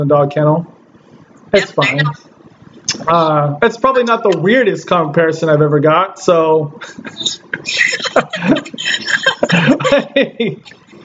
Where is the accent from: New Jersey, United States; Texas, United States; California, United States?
California, United States; Southern; I'm from Southern California.